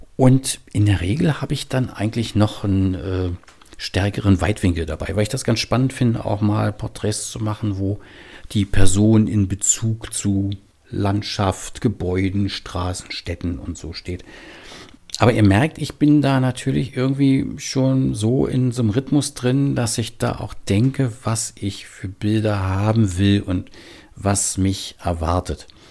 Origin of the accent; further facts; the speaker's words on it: Berlin, Germany; now in Bremen, Germany; lebe in Bremen, aber ich komme eigentlich aus Berlin und manchmal hört man das auch